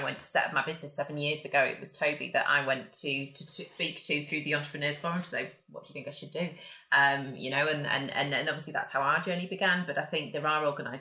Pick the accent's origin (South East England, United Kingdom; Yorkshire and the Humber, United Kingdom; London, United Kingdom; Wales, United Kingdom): Yorkshire and the Humber, United Kingdom; now in North East England, United Kingdom; I'm from Yorkshire originally, and we have a phrase which is shy burns getting out.